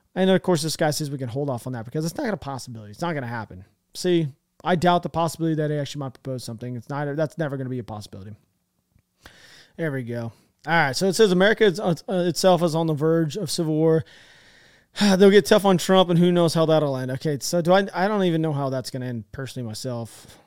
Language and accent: English; United States; I'm an American